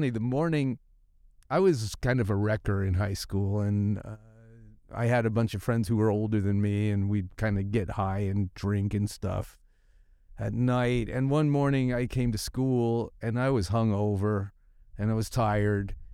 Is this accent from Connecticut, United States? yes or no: no; San Francisco, California, United States; when I grew up in San Francisco, there was hippies everywhere